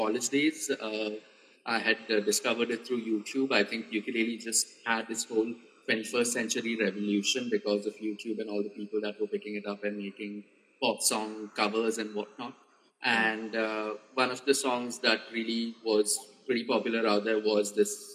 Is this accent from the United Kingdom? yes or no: no; India; also born or lived in Pune; we as the Indian ukulele community